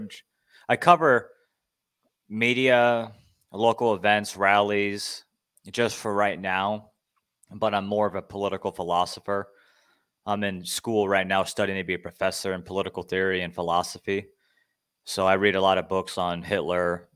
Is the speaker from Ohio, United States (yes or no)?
yes; Ohio, United States; moved away as an adult; also born or lived in Montana; now in Arizona, United States; I'm from Montana originally, but grew up in Ohio.